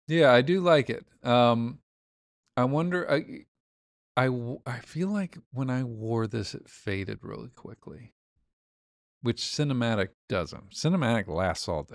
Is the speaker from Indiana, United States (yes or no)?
yes; Indiana, United States; I'm from Indiana.